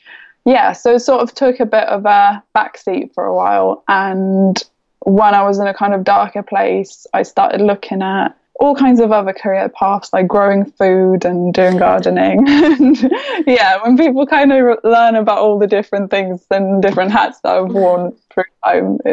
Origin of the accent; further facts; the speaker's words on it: Lithuania; moved away as an adult; also born or lived in London, United Kingdom; now in United Kingdom; I am Lithuanian. So I was born in Lithuania and brought up there. I moved to UK when I was 18.